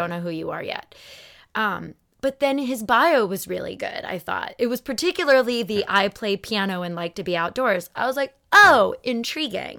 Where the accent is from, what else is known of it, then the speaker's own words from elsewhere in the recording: Phoenix, Arizona, United States; moved away; Phoenix Sky Harbor. Shout out to my hometown.